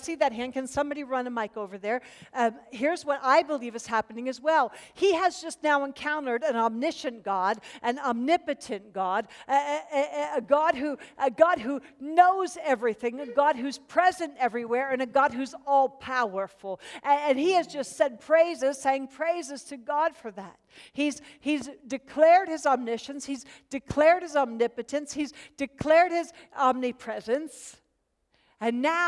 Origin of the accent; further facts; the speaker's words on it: Pennsylvania, United States; moved away as an adult; also born or lived in Charlotte, North Carolina; I was born and raised in Pennsylvania. I was Pennsylvania Dutch.